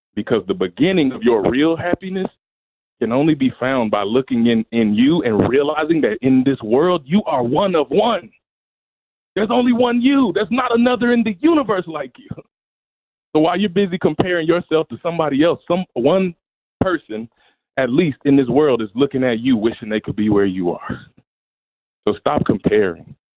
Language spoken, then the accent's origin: English; Memphis, Tennessee, United States; also born or lived in Mississippi; My story started in Mississippi in the United States. I was born in Memphis, Tennessee, and I was raised in brokenness